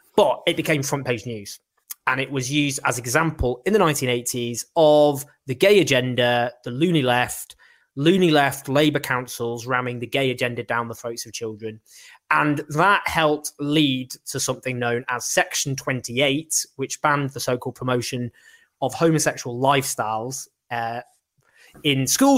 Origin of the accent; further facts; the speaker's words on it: Stockport, North West England, United Kingdom; I grew up in Stockport